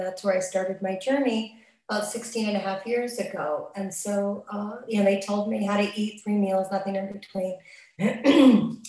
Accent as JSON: {"language": "English", "town": "Los Angeles", "region": "California", "country": "United States", "also_born_or_lived": "Santa Monica", "moved": "yes", "said": "originally I'm from Los Angeles, and that's where I got abstinent, in Santa Monica area"}